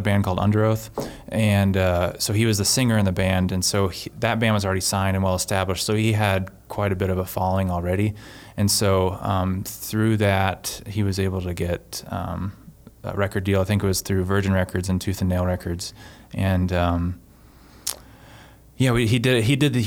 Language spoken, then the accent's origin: English; Florida, United States; moved away; I'm originally from Florida